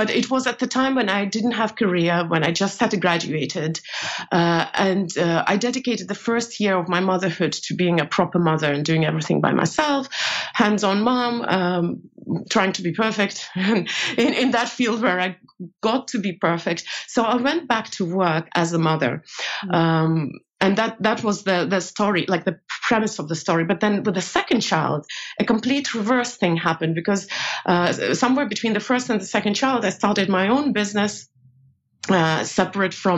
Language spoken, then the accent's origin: English; Estonia; moved away as an adult; also born or lived in New York, United States / Asia; now in Europe; I made a career here pretty quickly, not in Soviet Union, obviously. It's collapsed by the time I was grown, but in Estonia.